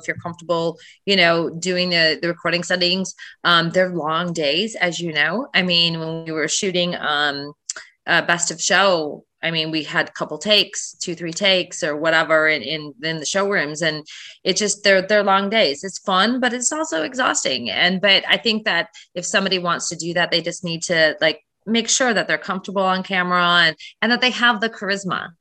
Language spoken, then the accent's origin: English; Michigan, United States; I did a series in my hometown. It was a 10,000 square foot renovation in Michigan.